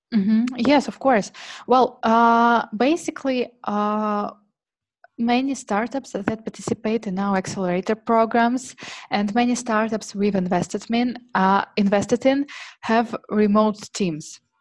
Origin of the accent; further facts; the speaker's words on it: Tomsk, Tomsk Oblast, Russia; English is a second language; moved away as an adult; now in Moscow, Russia; I was born in Siberia, and I moved to Moscow four years ago.